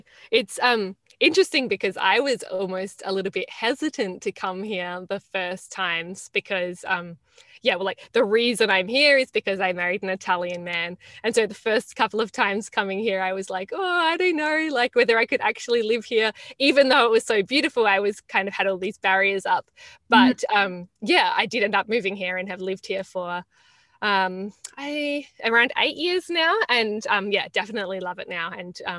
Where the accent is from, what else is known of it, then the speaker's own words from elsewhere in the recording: Australia; now in Florence, Italy; I live just outside of Florence in Tuscany. And I'm calling in from Italy. I'm originally from Australia, though.